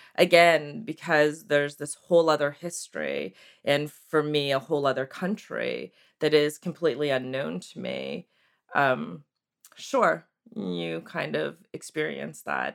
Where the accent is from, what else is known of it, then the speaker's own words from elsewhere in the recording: Maryland and Connecticut, East Coast, United States; moved away as an adult; also born or lived in Seoul, South Korea; now in Santa Cruz, United States; I grew up on the East Coast in Maryland and Connecticut